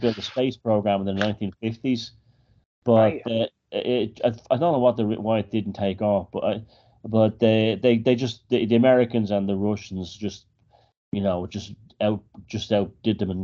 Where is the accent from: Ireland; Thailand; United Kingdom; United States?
Ireland; Dublin, Leinster; I grew up in Dublin